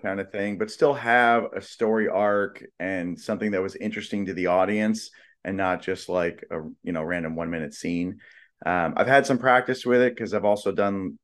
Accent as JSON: {"language": "English", "town": "Los Angeles", "region": "California", "country": "United States", "tie": "born or raised there", "said": "I grew up"}